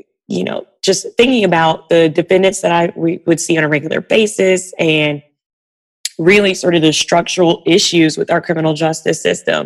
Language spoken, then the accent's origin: English; Georgia, United States; moved away as an adult; now in Washington, D.C., United States; I'm from Georgia, so I'm used to driving around and got rid of my car when I moved to DC